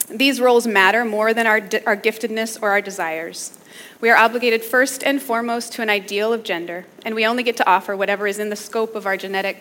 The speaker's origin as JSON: {"language": "English", "town": "Minneapolis", "region": "Minnesota", "country": "United States", "said": "I'm from Minneapolis, so I'm kind of a Midwest girl"}